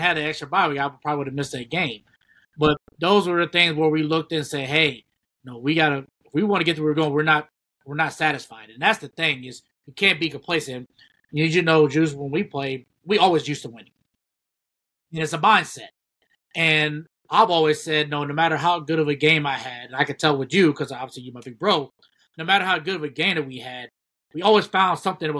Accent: Ohio, United States; we grew up in Big Ten country, so we knew what the Big Ten meant to us, being from Ohio.

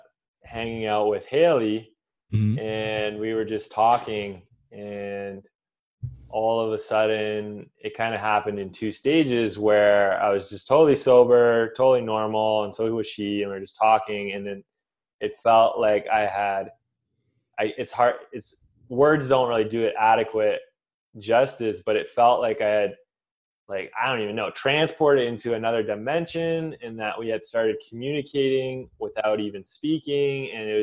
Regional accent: Canada; But I came from Canada and a very scientific background.

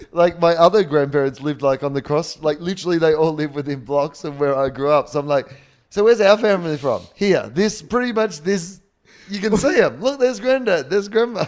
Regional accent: Australia; our family, have been Australian. You know, like a, a long way back to when white people have been in Australia

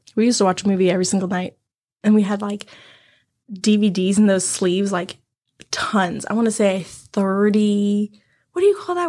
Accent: China; now in United States; I come from China

